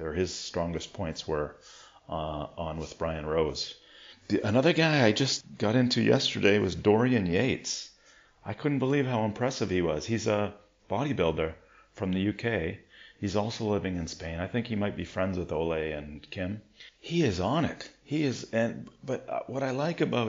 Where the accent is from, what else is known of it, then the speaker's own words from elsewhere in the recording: Ontario, Canada; moved away; I would go back to school in Ontario for September